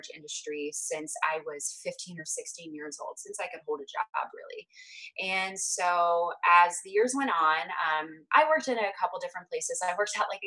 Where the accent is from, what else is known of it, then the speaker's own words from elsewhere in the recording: Hershey, Pennsylvania, United States; now in Northern California, United States; I'm originally from Hershey, Pennsylvania, and now I reside in Northern California.